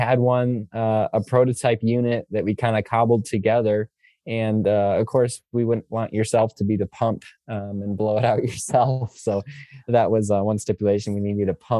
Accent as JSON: {"language": "English", "region": "Michigan", "country": "United States", "said": "I'm from Michigan, it's pretty cold during peak rut here in Michigan"}